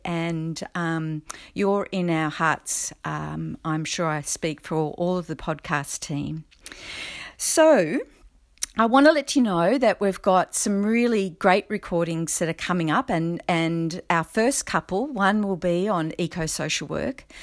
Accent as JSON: {"language": "English", "region": "New South Wales", "country": "Australia", "tie": "born or raised there", "said": "in my home state of New South Wales"}